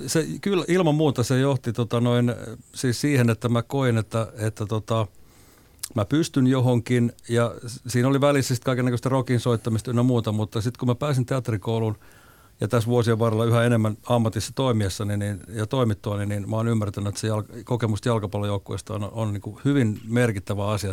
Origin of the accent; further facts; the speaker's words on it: Suonenjoki, North Savo, Finland; mä asuin lapsuuteni Suonejoella – 70-luvulla Kuopion lähellä pien, pienellä paikkakunnalla